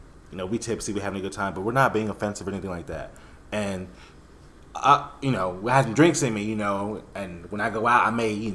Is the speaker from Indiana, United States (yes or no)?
no; Miami, Florida, United States; also born or lived in West Palm Beach; my friends in Miami that I grew up